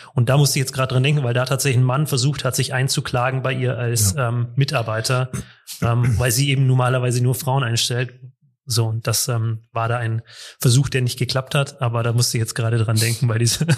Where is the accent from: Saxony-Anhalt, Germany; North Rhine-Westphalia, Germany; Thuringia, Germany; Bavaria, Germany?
Bavaria, Germany; Munich; ich komme aus München